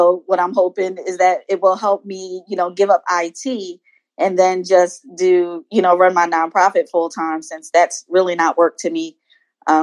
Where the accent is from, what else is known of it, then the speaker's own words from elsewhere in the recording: Philadelphia, Pennsylvania, United States; now in Maryland, United States; I'm from the Philadelphia area. I live in Maryland now